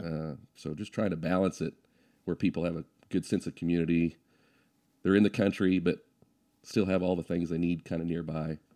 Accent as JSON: {"language": "English", "town": "Guthrie", "region": "Oklahoma", "country": "United States", "tie": "born or raised there", "said": "I grew up in Guthrie schools"}